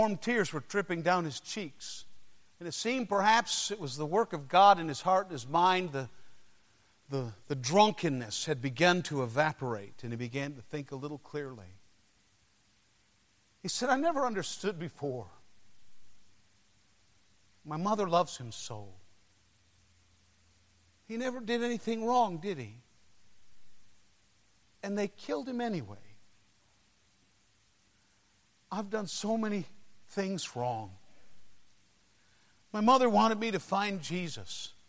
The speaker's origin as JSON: {"language": "English", "town": "Detroit", "region": "Michigan", "country": "United States", "tie": "born or raised there", "said": "my hometown, Detroit, Michigan"}